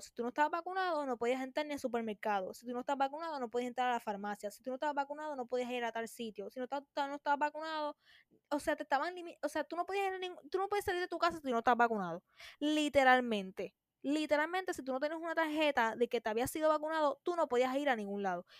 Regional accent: Puerto Rico; aquí en Puerto Rico

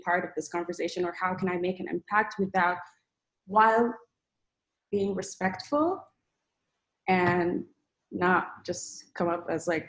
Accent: Saudi Arabia; also born or lived in Sudan; I am from Sudan, but I was born and raised in Saudi Arabia.

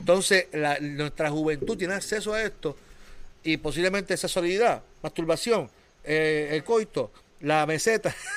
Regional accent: Puerto Rico; somos puertorriqueños

